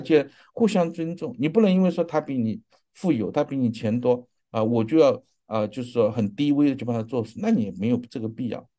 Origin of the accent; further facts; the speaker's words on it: China; 我们中国人